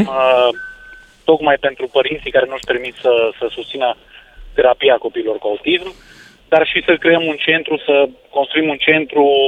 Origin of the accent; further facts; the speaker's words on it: Baia Mare, Maramureș County, Romania; noi suntem fiind din Baia Mare